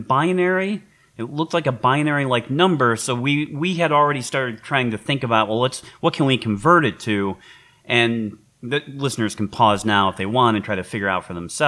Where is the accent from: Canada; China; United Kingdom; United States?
United States; Detroit, Michigan; in Michigan, growing up in Detroit